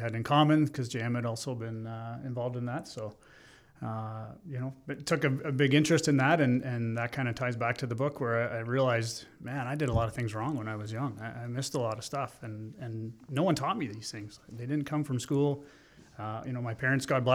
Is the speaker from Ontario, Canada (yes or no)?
yes; Listowel, Ontario, Canada; also born or lived in Ottawa; In Listowel, in my hometown.